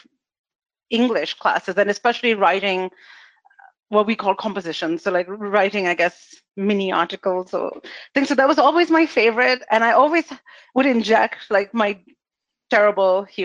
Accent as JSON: {"language": "English", "country": "India", "tie": "born or raised there", "moved": "yes", "said": "I went to school in India. I was born in India. I spent my childhood there"}